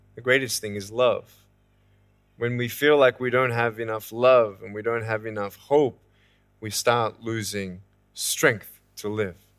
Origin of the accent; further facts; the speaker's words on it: Australia; moved away as an adult; now in California, United States; I was born in Australia in nineteen eighty-two, moved from Australia to California in the year two thousand and six